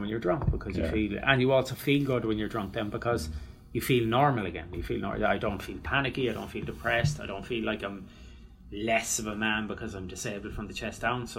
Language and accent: English; Ireland